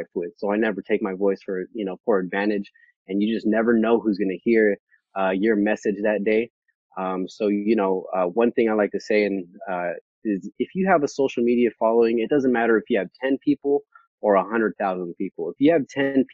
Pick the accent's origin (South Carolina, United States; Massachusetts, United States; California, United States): California, United States; Vallejo; moved away as an adult; also born or lived in Bay Area; now in Sacramento, United States; I'm from Vallejo, California